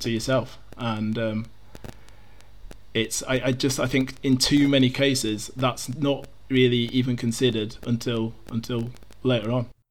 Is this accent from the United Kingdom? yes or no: yes; Yorkshire and the Humber, United Kingdom; I'm, I'm from Yorkshire.